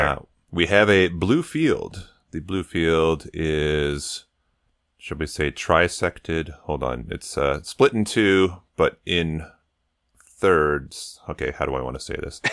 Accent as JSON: {"language": "English", "region": "Colorado", "country": "United States", "said": "I'm from Colorado"}